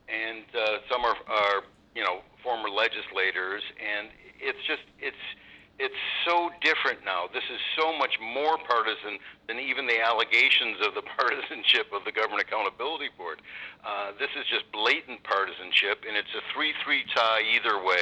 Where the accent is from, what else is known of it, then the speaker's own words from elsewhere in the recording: Chicago, Illinois, United States; now in Wisconsin, United States; I'm from the Chicago area, and when I came to Wisconsin about 35 years ago